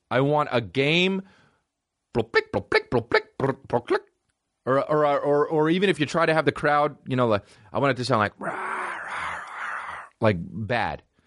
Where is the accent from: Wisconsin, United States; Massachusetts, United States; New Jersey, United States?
New Jersey, United States; Montclair; I grew up in Montclair, New Jersey